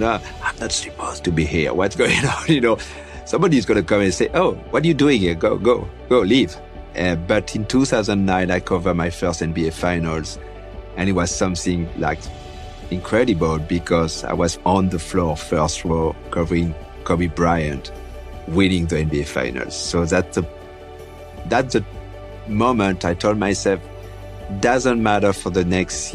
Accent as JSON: {"language": "English", "town": "Tours", "region": "Centre-Val de Loire", "country": "France", "tie": "born or raised there", "moved": "yes", "lives_now": "United States", "said": "I was born in France"}